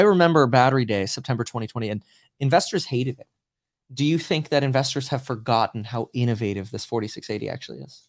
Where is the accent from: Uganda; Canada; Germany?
Germany; now in California, United States; I was born in Germany and I live in California